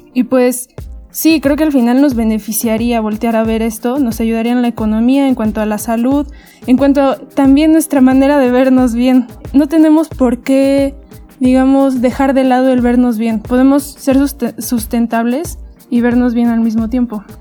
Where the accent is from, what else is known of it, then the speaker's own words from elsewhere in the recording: Mexico; los propios mexicanos